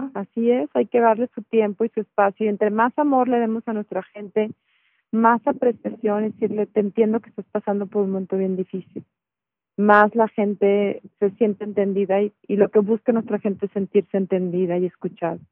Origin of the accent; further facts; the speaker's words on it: Mexico; somos mexicanos